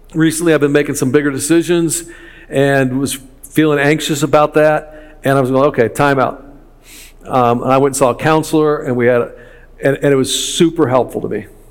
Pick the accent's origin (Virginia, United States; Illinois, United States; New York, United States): Illinois, United States; Chicago; I'm from Chicago